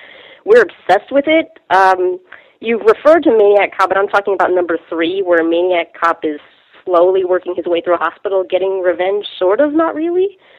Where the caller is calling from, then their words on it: Bronx, New York, United States; Hi, this is … I'm from the Bronx, if you wanted stats.